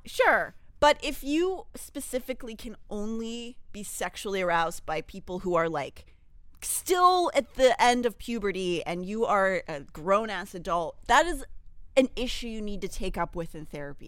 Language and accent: English; Pittsburgh, Pennsylvania, United States; I grew up in Pittsburgh